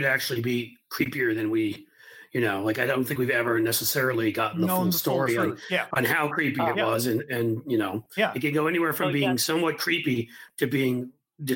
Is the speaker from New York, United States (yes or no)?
yes; New York City, New York, United States; I grew up in New York City and my dad grew up in the Bronx